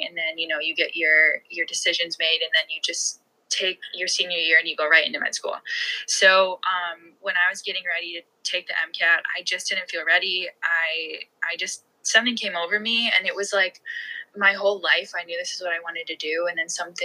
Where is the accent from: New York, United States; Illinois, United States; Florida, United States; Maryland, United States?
Illinois, United States; Chicago; I'm from the Chicago area.